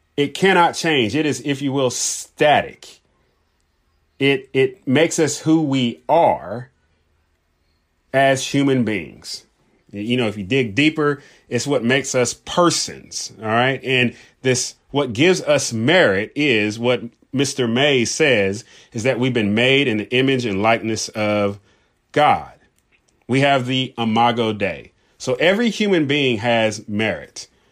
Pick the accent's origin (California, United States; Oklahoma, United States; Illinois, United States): California, United States; Southern; I grew up in Southern California.